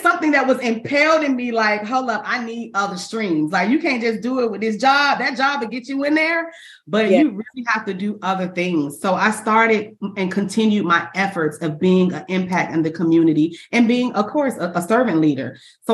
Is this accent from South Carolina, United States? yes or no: no; Orlando, Florida, United States; I was born and raised in Orlando, Florida